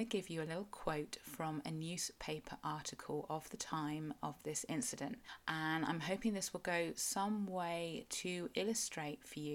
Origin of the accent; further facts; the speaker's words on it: Cornwall, South West England, United Kingdom; I am a Cornish writer